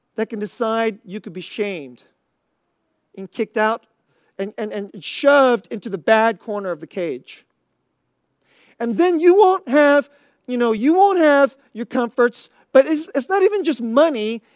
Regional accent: United States; we Americans

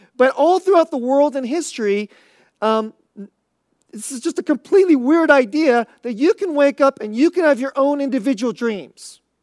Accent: United States; we Americans

